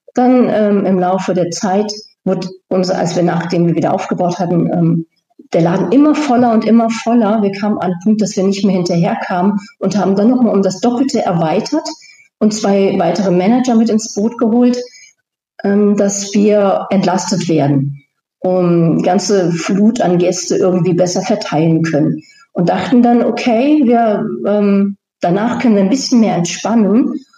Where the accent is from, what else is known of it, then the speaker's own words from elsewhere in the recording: Germany; moved away; als Deutsche